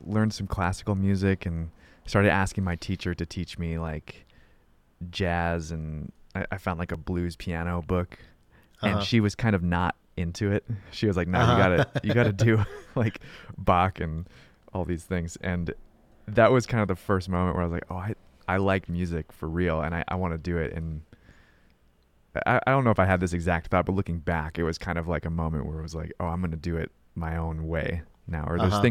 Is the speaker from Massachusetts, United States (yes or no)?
no; Poway, California, United States; I grew up in Poway, which is like North County, San Diego. It's like inland North County.